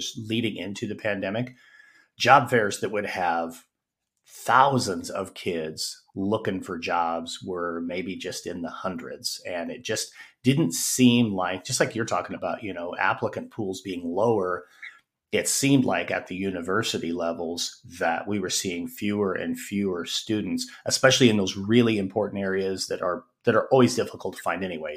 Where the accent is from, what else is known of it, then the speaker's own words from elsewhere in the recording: Wyoming, United States; moved away as an adult; also born or lived in Arizona / Colorado; returned to my home state, Wyoming